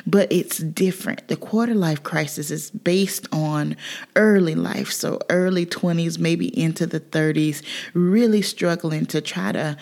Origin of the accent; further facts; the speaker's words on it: South Carolina, United States; moved away as an adult; I grew up in South Carolina